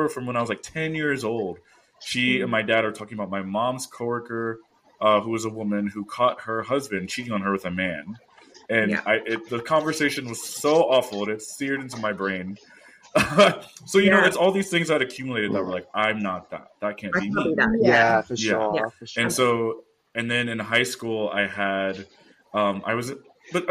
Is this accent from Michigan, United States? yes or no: no; Houston, Texas, United States; moved away as an adult; also born or lived in Austin, Texas; now in California, United States; I grew up in Houston, which is one of the most diverse cities in the U.S.